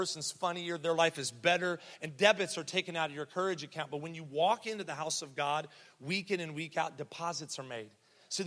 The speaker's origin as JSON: {"language": "English", "town": "Columbus", "region": "Ohio", "country": "United States", "tie": "born or raised there", "said": "I was born here in Columbus, Mount Carmel East"}